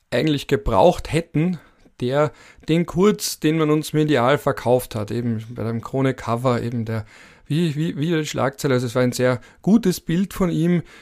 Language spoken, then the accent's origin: German; Vienna, Austria; weil ich bin ja genauso wie der Kanzler ein Wiener Mitte 30. Und als Wiener Mitte 30 wächst du auf mit einer überdominanten SPÖ in der Stadt Wien